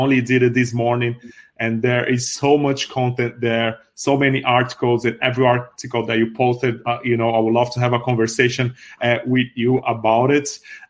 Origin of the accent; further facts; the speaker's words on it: Brazil; now in Ireland; I live in Ireland, work as a tech recruiter in Ireland, have been here for the past 10 years. I was born in Brazil to Congolese parents.